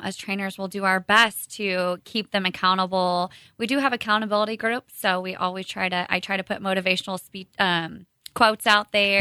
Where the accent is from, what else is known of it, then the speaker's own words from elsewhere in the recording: Kearney, Missouri, United States; I was born and raised here in Kearney